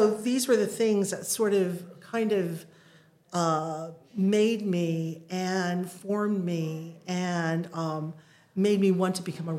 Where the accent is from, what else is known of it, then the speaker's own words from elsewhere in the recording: Akron, Ohio, United States; now in London, United Kingdom; I grew up mainly in Akron, Ohio, which is in the Midwest of the United States.